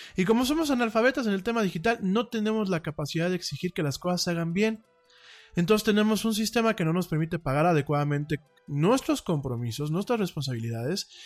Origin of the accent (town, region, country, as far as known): Mexico